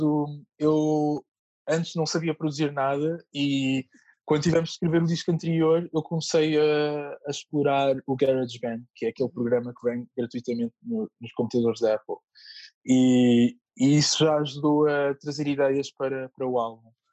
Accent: Moita, Setúbal, Portugal; na Moita, que é a terra onde eu cresci

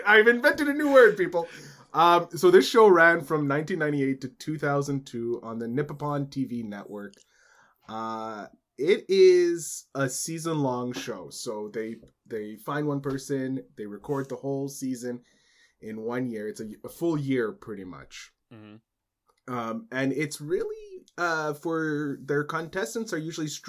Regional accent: Canada; as a Canadian.

